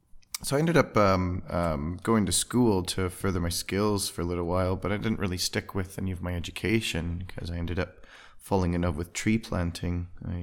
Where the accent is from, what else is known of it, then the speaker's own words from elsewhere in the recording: Alberta, Canada; So I was born in Alberta, Canada, and spent most of my days living on a small acreage outside of the city, just in the foothills of the Rocky Mountains.